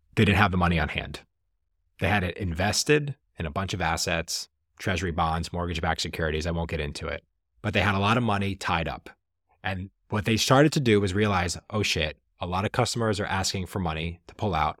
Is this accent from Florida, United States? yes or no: no; Jersey Shore, New Jersey, United States; moved away; I'm originally from the Jersey Shore.